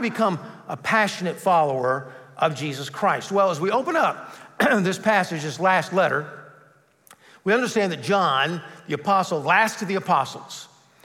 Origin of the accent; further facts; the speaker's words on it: Bogart, Georgia, United States; I had started a youth group in my hometown of Bogart, Georgia